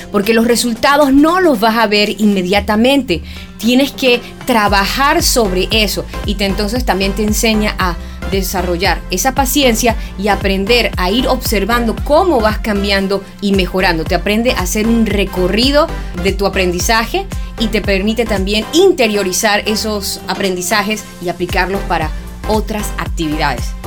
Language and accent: Spanish; Panama; soy periodista panameña